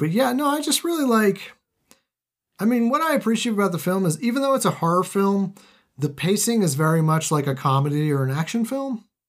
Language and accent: English; United States; I am American